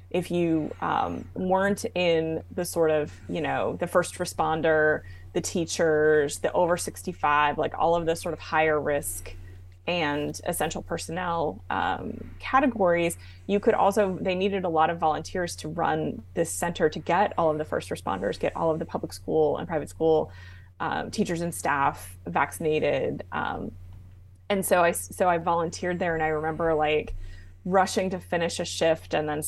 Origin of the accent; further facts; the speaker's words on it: Arizona, United States; also born or lived in New Jersey / Germany; readers will learn that I was born in New Jersey. And um, uh, when my parents separated, uh, my mother moved us to Arizona, where her parents had retired to um, from DC.